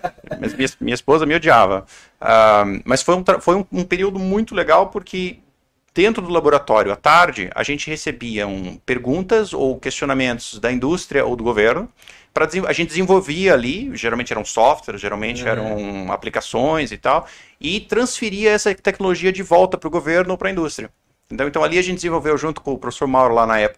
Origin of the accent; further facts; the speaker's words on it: Balneário Camboriú, Santa Catarina, Brazil; also born or lived in Curitiba / Blumenau; Eu sou do sul do Brasil, sou lá de. Eu nasci em Curitiba, mas cresci em Camboriú, em Balneário Camboriú, e fiz a minha faculdade em Blumenau, ali na FURB.